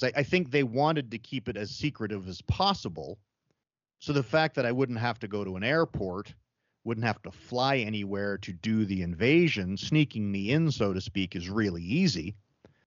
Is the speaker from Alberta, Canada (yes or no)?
yes; Calgary, Alberta, Canada; born or raised there